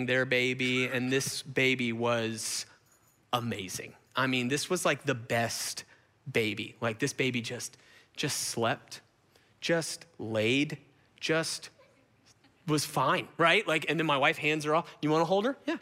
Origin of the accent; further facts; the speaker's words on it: Gwinnett, Georgia, United States; I grew up in Gwinnett.